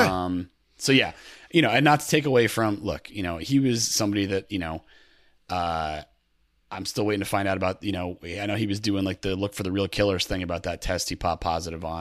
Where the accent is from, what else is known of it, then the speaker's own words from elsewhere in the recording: Connecticut, United States; also born or lived in New York City; I grew up in Connecticut